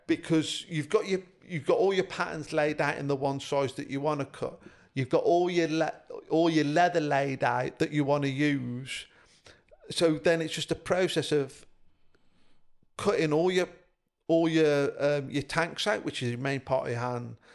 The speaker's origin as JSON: {"language": "English", "town": "Highley", "region": "West Midlands", "country": "United Kingdom", "tie": "born or raised there", "also_born_or_lived": "Evesham", "said": "where I grew up in Highley, Bybridge North"}